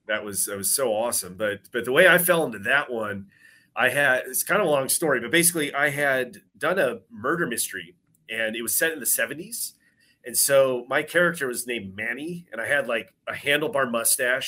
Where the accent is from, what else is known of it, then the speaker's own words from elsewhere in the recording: Canada; I was born in Canada